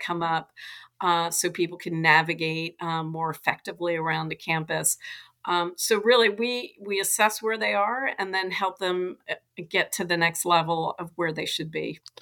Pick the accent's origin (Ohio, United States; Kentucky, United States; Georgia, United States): Georgia, United States; Atlanta; I grew up in Atlanta